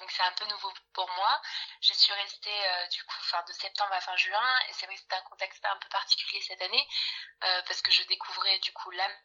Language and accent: French; Bordeaux, Nouvelle-Aquitaine, France; j'ai 24 ans, je viens de Bordeaux et je suis actuellement alternante RH.